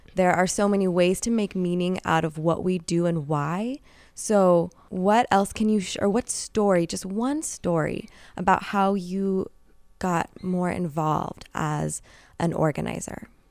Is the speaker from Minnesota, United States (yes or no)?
no; Bay Area, California, United States; Born and raised here, I always referred to my hometown as an epicenter of radical movements